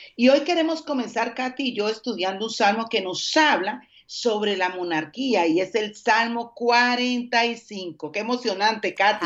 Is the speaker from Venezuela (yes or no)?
no; Colombia; moved away as an adult; also born or lived in Dominican Republic; now in Mexico City, Mexico; soy colombiana